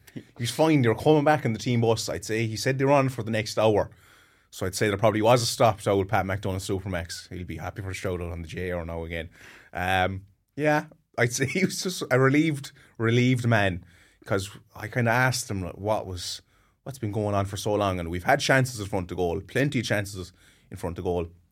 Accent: Watergrasshill, Munster, Ireland; I'm from Watergrass and I played hurling with them till I was, Jesus, seventeen or eighteen.

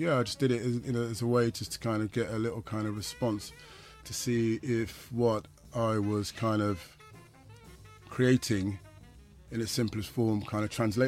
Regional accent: South West England, United Kingdom; when I came from the West Country, I was obviously into old tunes before the term Rare Groove kind of was about.

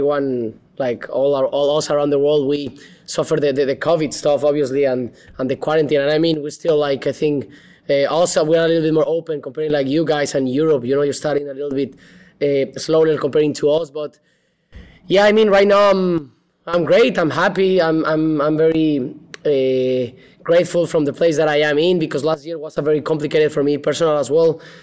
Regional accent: Mexico City, Mexico; English is a second language; moved away as an adult; also born or lived in Guadalajara / Manchester; now in Los Angeles, United States; I was born and raised in Mexico City

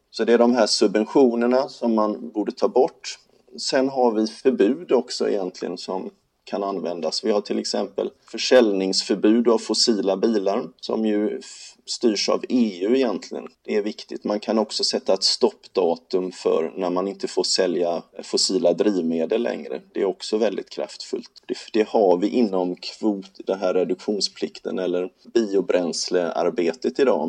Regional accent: Gothenburg, Västra Götaland, Sweden; Göteborg där jag kommer ifrån

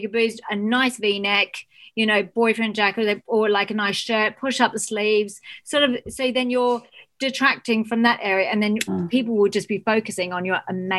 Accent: Australia; now in United Kingdom; I'm Australian

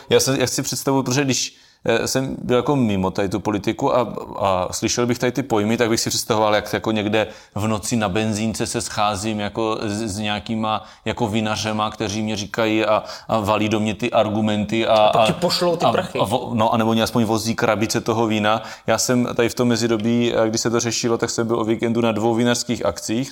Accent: South Moravian Region, Czechia; tady u nás na Jižní Moravě

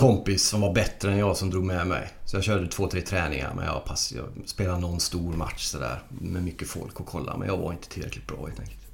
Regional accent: Gothenburg, Västra Götaland, Sweden; moved away as an adult; also born or lived in Norrköping; Jag är ju född i, vi bodde i Angered från början

